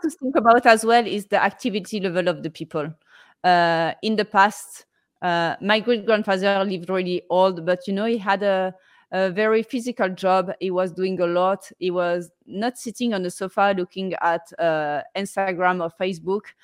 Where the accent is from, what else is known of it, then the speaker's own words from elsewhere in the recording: Marseille, Provence-Alpes-Côte d'Azur, France; I'm from Marseille, southeast of France